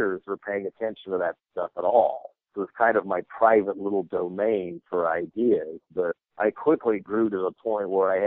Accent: Boulder, Colorado, United States; I was growing up in Boulder, Colorado

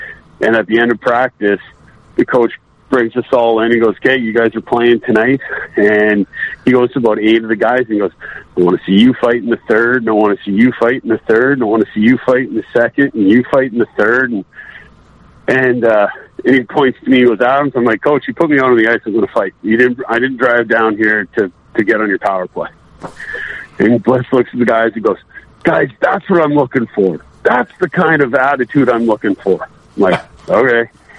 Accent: Red Deer, Alberta, Canada; also born or lived in Montreal / Sarnia; Well, I was born in Montreal in 75, and then basically we moved to Sarnia, and I started playing hockey in Sarnia for 2 years, and then we moved to Red Deer in 1980, and then I grew up for my formative years in Red D

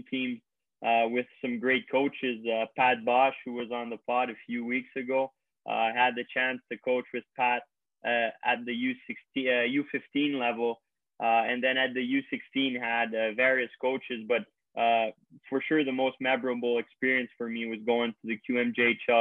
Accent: Quebec, Canada; also born or lived in Toronto, Ontario; I was born in Toronto when my dad played there, but I've always lived in Quebec

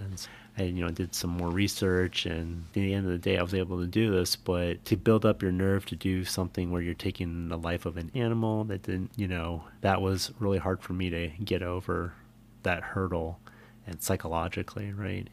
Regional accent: San Jose, California, United States; an upper middle class home in San Jose

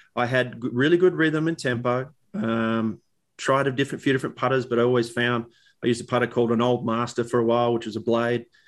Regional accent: Australia; for us as kids growing up in Australia

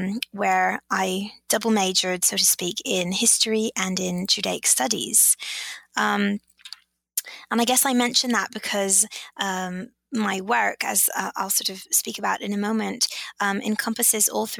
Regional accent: Israel; moved away as an adult; also born or lived in England / Rome, Italy / New York, United States; now in Orange, United States; I was born in England and I was raised in Israel. And I did my undergraduate degree at Tel Aviv University and my MA in Rome

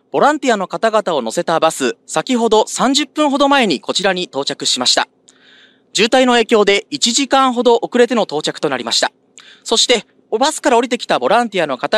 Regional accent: Ishinomaki, Miyagi, Japan; 本当に願っておりますちょっと地元が石巻なんで

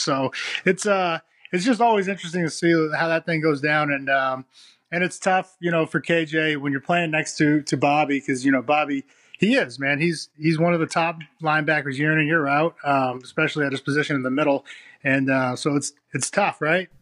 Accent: Massachusetts, United States; moved away; I grew up in Massachusetts

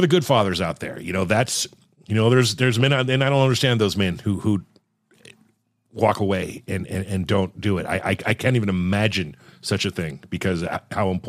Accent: Los Angeles, California, United States; I come from California and the LA streets

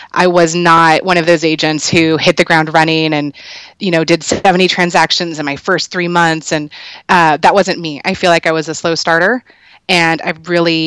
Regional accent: Culver City, California, United States; now in Vista, United States; I'm originally from Los Angeles, from Culver City, California. Now I live down in North County, San Diego, in Vista.

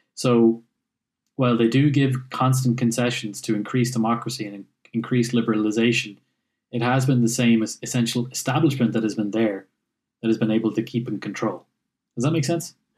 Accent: Ireland; we're Irish

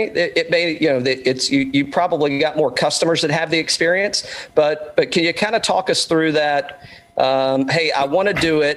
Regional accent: Greene County, East Tennessee, United States; moved away as an adult; now in Atlanta, United States; I'm originally from East Tennessee as well. I live in Atlanta now

